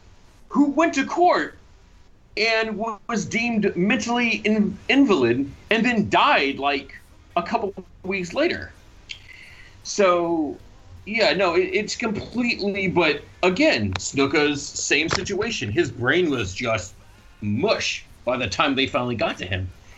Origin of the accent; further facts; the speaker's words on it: Fayetteville, Georgia, United States; I grew up in Fayetteville, Georgia, which is 20 minutes outside of Atlanta.